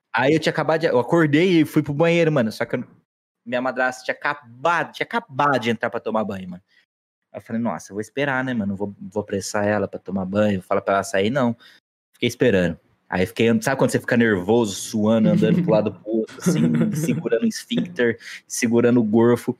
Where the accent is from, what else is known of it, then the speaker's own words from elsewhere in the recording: Aguaí, São Paulo, Brazil; a gente é de Aguaí